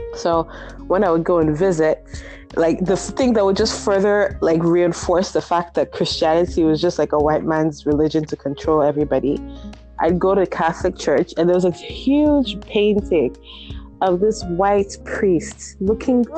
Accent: Nigeria; moved away; I was brought up in Nigeria

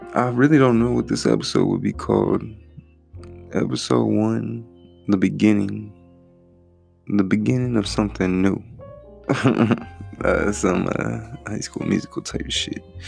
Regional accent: Texas, United States; A real Texan. I'm from Texas.

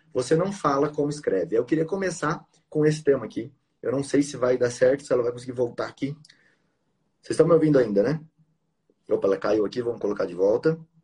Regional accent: São Paulo, Brazil; now in Mato Grosso do Sul, Brazil; Eu nasci em São Paulo e vim para cá

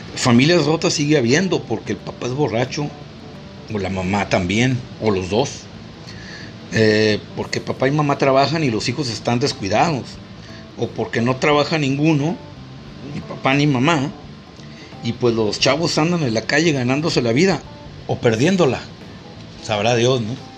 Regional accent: Mexico

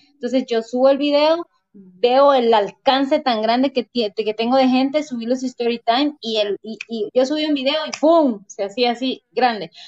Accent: Guatemala; ¿de dónde eres? Pues de Guate

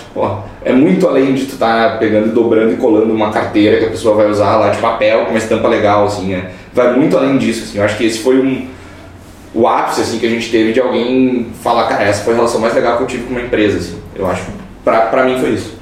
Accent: Montenegro, Rio Grande do Sul, Brazil; eu sou de Montenegro, uma cidade pequena, é, perto de Porto Alegre, tem 60 mil habitantes.

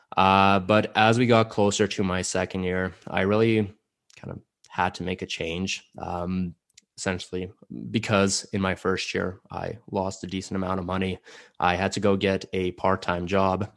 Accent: Calgary, Alberta, Canada; first language Russian; English is a second language; also born or lived in Samara, Russia / Airdrie, Alberta; I moved here, uh, to Calgary, lived here for a couple of years, and then, uh, my family just moved to Airdrie. I lived there for a while, and now I'm back in Calgary

